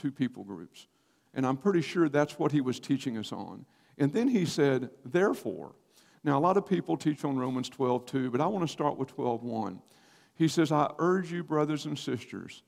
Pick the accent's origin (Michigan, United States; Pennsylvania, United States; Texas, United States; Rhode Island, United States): Texas, United States; Paris; moved away as an adult; also born or lived in College Station, Texas / Cincinnati, Ohio; I was born and raised in Paris, Texas